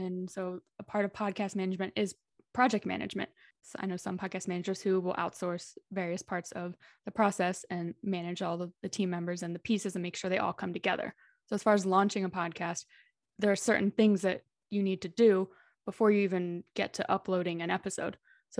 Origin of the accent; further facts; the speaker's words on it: Dallas, Texas, United States; moved away as an adult; also born or lived in Philadelphia / Los Angeles; now in Madrid, Spain; I'm originally from Dallas, Texas, but I've lived in a few places since then. I lived in Philadelphia and LA for about 8 years between the two, working as a nurse. And then I quit and moved to Spain to teach English.